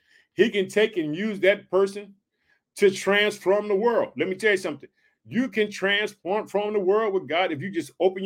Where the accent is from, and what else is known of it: Illinois, United States; also born or lived in Chicago, Illinois